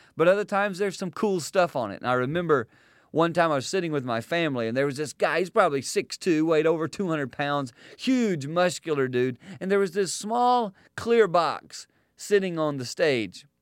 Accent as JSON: {"language": "English", "region": "South Carolina", "country": "United States", "tie": "born or raised there", "said": "Growing up in South Carolina, we would go to church every week"}